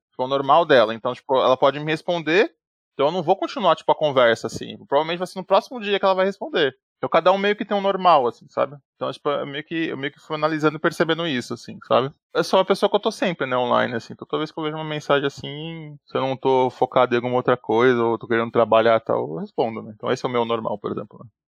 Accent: São Paulo, Brazil; tenho 85 anos, sou também de São Paulo

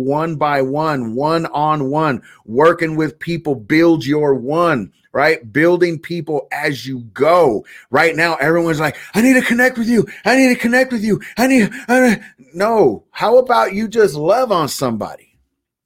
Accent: California, United States; I was raised in California, so I remember the earthquakes.

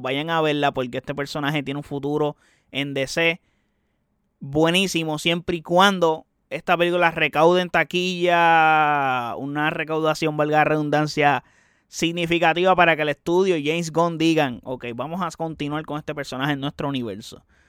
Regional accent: Puerto Rico; soy puertorriqueño

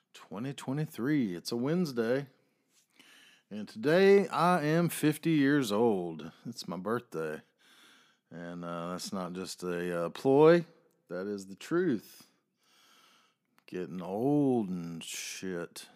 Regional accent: the South, United States; I am a Southerner

